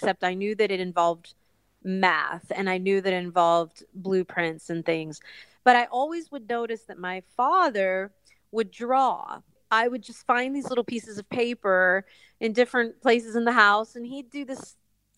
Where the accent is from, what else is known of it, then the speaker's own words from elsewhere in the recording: Johnstown, Pennsylvania, United States; I hail from Western Pennsylvania. And Johnstown, where I am from, is filled with steel mills